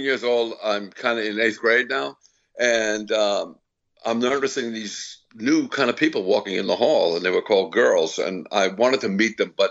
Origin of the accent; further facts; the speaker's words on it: Seaford, New York, United States; also born or lived in Brooklyn, New York; I was born in Brooklyn. My father was a Brooklyn cop, and so he moved us out to Long Island. So that's where I grew up